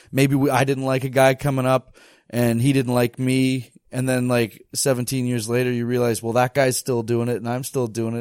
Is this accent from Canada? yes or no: yes; Bracebridge, Ontario, Canada; also born or lived in Toronto, Ontario; I'm from Bracebridge, Ontario.